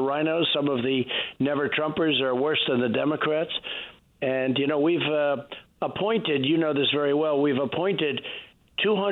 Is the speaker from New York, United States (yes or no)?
yes; New York, United States; I've known New York. That's where I grew up